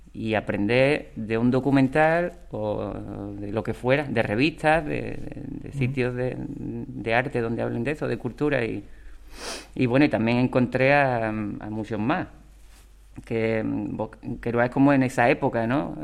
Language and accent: Spanish; Ubrique, Andalusia, Spain; cuando llegue a mi pueblo